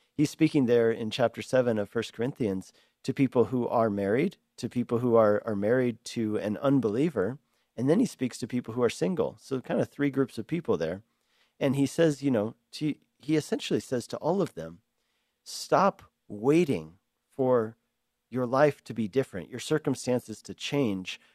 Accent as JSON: {"language": "English", "town": "Denver", "region": "Colorado", "country": "United States", "tie": "born or raised there", "also_born_or_lived": "Hungary", "moved": "as an adult", "lives_now": "Longmont, United States", "said": "I grew up in Denver"}